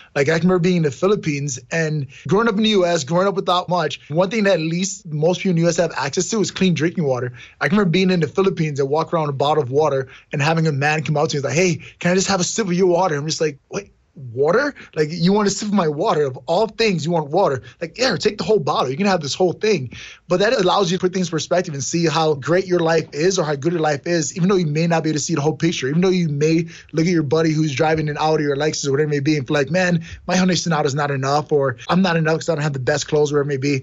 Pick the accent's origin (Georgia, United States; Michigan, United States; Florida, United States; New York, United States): New York, United States; New York City; I grew up in New York City, in Brooklyn, New York